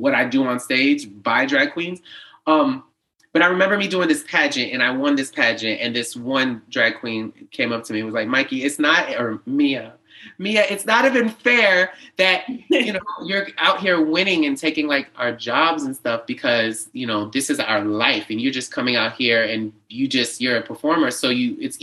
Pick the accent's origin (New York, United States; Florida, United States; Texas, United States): Florida, United States; West Palm Beach; I was raised in West Palm Beach